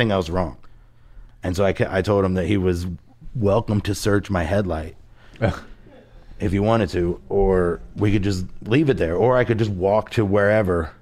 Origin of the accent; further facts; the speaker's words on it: Cincinnati, Ohio, United States; I grew up in Cincinnati